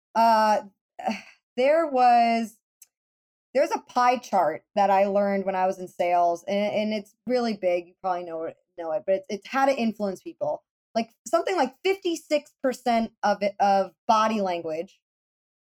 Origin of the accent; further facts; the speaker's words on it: Florida, United States; I'm from Florida